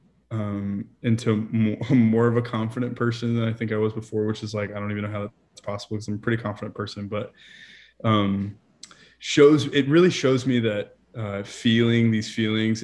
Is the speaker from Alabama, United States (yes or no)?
yes; Montgomery, Alabama, United States; moved away as an adult; also born or lived in Niceville, Florida; now in Nashville, United States; originally, I'm from a little town called Montgomery, Alabama. And then, so I lived there for 22 years